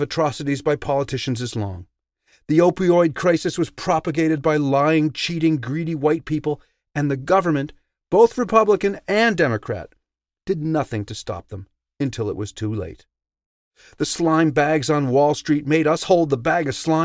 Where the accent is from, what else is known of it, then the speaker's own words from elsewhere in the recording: United States; moved away as an adult; now in Canada; As an American urban progressive, now living in Canada